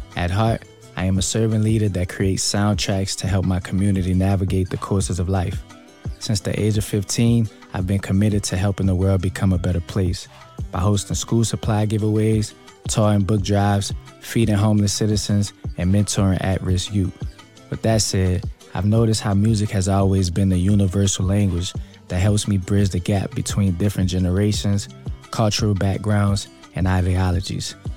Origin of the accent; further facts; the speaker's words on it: New Orleans, Louisiana, United States; I grew up in the Cali